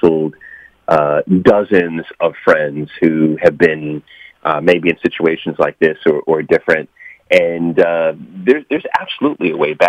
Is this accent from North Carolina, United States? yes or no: no; New York, United States; now in Washington, D.C., United States; I was born in New York. I live in Washington, D.C.